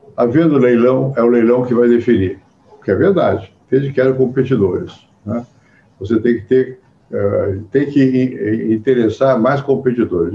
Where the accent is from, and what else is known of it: Brazil